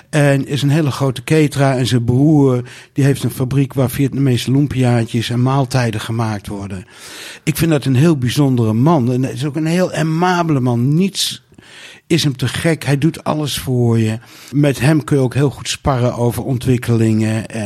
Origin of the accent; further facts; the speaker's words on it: Nijkerk, Gelderland, Netherlands; Nou, ik kom uit Nijkerk en ik ken allemaal mensen die in de vis zitten.